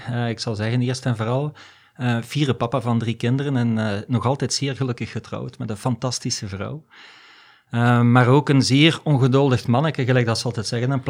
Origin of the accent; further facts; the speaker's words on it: DR Congo; born there; Dus ik ben in Afrika geboren eigenlijk, hè, in Congo. En ik ben eigenlijk met malaria geboren.